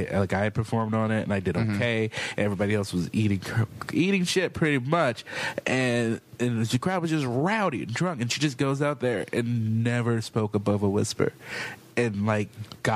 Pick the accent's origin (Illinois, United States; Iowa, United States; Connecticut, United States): Illinois, United States; Chicago; moved away; also born or lived in Portland, Oregon; Yeah, well, I grew up in Chicago, and I started comedy in Portland, Oregon.